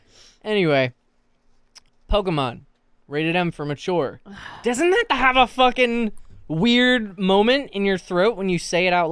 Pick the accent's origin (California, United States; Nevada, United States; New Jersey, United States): New Jersey, United States; Union County; I was born in Union County.